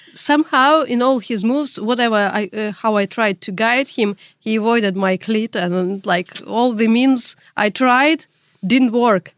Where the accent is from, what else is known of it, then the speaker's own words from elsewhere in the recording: Russia; English is a second language; moved away as an adult; now in Europe; I'm from Russia. You could already tell that by my tough accent. But now I live in Europe